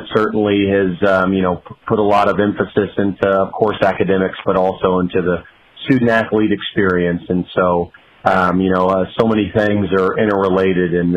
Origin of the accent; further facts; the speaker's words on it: Kansas City, Missouri, United States; I grew up in Kansas City playing for some of the very good clubs